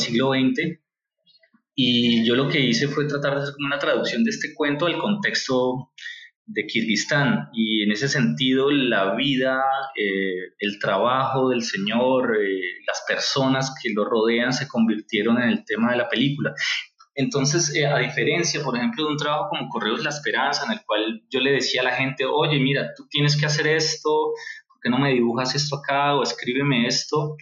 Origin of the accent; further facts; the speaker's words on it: Colombia; nosotros, eh, como colombianos